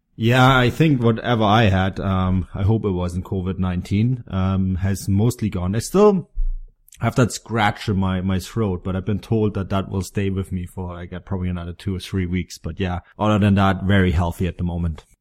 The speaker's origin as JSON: {"language": "English", "region": "Bavaria", "country": "Germany", "tie": "born or raised there", "said": "in Bavaria, my home state"}